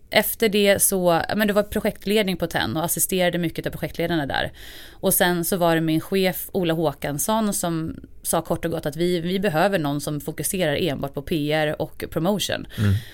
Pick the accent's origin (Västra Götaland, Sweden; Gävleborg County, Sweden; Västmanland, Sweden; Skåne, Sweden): Gävleborg County, Sweden; Hofors; jag är ju uppvuxen som sagt i Hofors, Dalgränsen